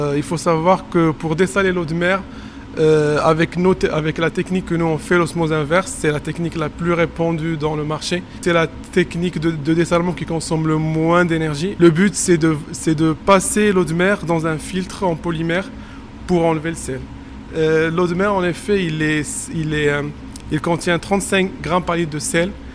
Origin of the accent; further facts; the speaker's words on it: Morocco; moved away as an adult; now in Montpellier, France; je suis marocain et que j'ai travaillé au Maroc